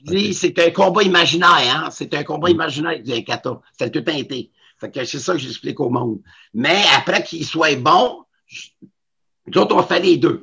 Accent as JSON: {"language": "French", "town": "Montreal", "region": "Quebec", "country": "Canada", "tie": "born or raised there", "said": "j'avais 13 ans, 12-13 ans, je restais sur la rue et Henri Julien"}